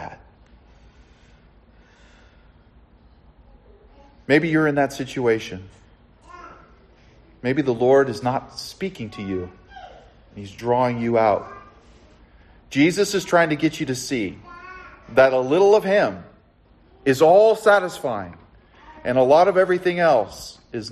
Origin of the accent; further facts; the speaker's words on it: Southern California, United States; I grew up in Southern California